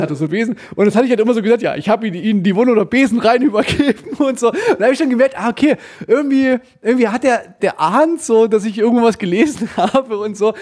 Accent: Germany; Als Deutscher

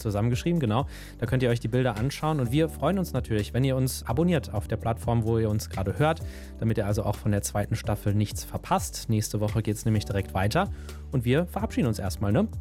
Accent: Germany; bei uns in Deutschland

